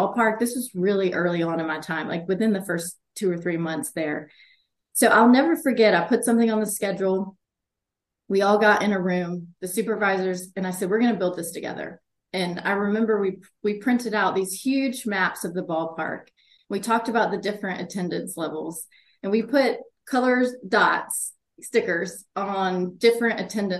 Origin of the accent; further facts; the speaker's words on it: the South, United States; also born or lived in Chicago; I'm from the South